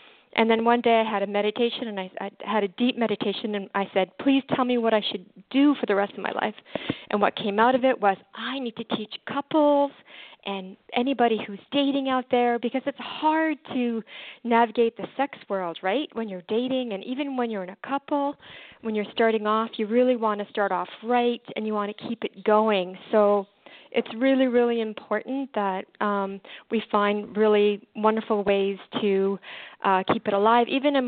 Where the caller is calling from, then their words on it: Canada; I'm calling